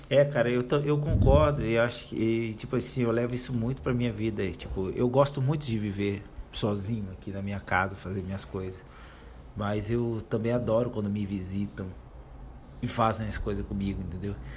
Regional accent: Brazil; nós somos brasileiras

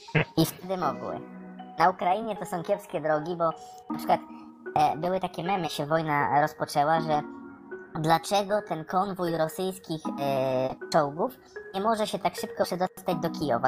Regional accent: Poland; jestem z Polski

